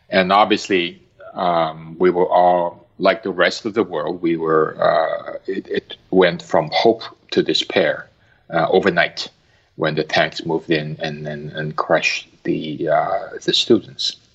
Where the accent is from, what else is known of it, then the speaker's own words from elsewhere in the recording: Hong Kong; also born or lived in Singapore / Japan; now in United States; I was born in Hong Kong to parents who were native Hong Kongers.